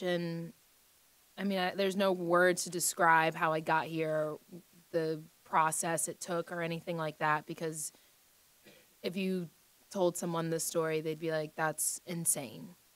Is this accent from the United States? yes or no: yes; United States; being an American player